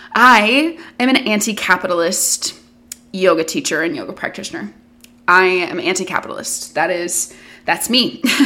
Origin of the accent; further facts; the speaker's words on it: the South, United States; I grew up in the South.